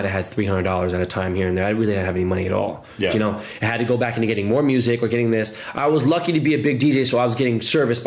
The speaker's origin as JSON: {"language": "English", "town": "Los Angeles", "region": "California", "country": "United States", "said": "I'm an LA kid."}